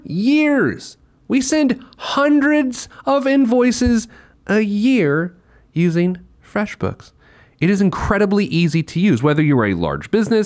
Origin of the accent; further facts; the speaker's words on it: New York, United States; as a New Yorker